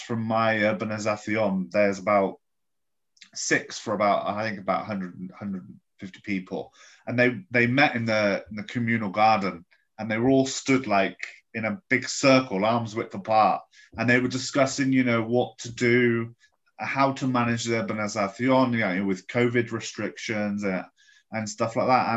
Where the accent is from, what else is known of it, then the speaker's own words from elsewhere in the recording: England, United Kingdom; moved away as an adult; now in Spain; as an English guy who grew up in a house